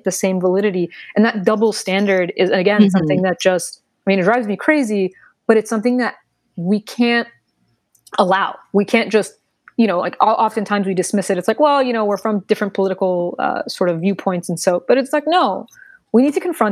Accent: United States; I was born in the United States. This is very much my country

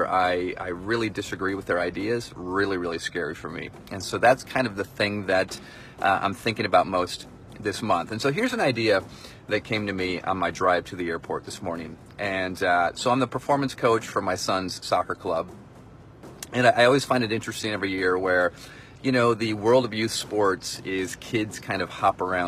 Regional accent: Michigan, United States; I grew up in Michigan

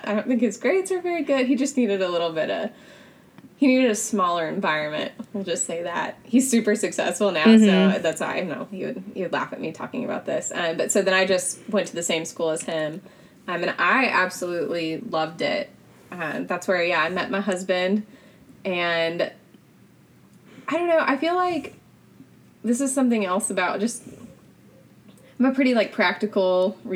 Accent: Franklin, Tennessee, United States; I grew up in Franklin, Tennessee

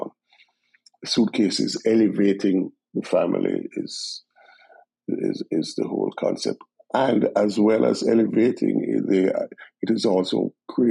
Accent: Jamaica; moved away as an adult; now in United States; the foundation I gained in Jamaica as a Jamaican

